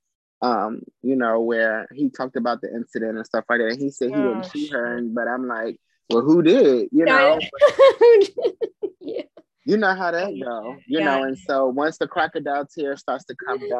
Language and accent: English; Trinidad & Tobago; moved away; I'm from Trinidad and Tobago